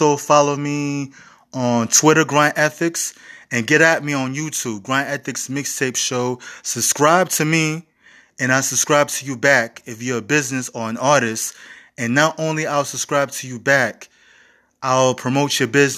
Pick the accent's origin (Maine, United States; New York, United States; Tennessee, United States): New York, United States; New York City; when I was growing up in the Bronx